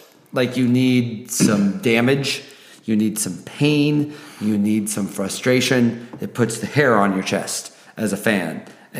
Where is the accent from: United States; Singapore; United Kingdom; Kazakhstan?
United States; Midwest; moved away as an adult; also born or lived in New York City; When you're a Midwesterner in New York City, everyone is constantly referring to the fact that you're a Midwesterner.